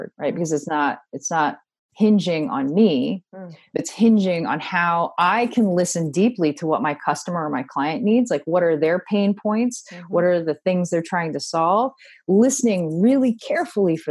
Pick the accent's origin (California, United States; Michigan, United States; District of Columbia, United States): District of Columbia, United States; Washington; now in Texas, United States; I grew up in Washington, D.C., and all of my neighbors were from other countries